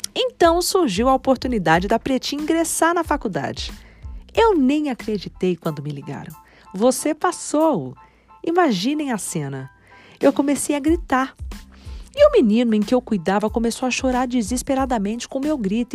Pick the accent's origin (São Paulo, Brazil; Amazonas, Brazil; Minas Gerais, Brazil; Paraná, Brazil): São Paulo, Brazil; Taboão da Serra; Nasci em Taboão da Serra, na Grande São Paulo